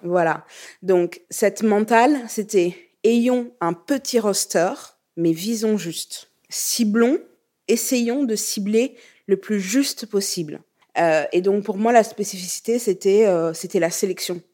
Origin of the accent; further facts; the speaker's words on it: Burkina Faso; moved away; also born or lived in Lyon, France; je viens du Burkina